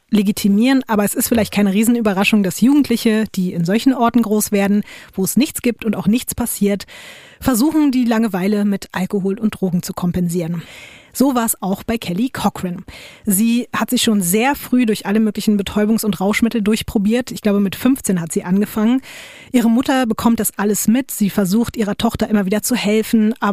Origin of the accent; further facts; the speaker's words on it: Duisburg, North Rhine-Westphalia, Germany; Ich komme aus Duisburg.